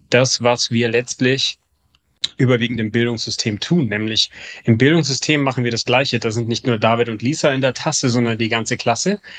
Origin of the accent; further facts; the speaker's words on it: Munich, Bavaria, Germany; now in Hamburg, Germany; in Hamburg sehen die Fahrradwege anders aus als in München, wo ich herkomme.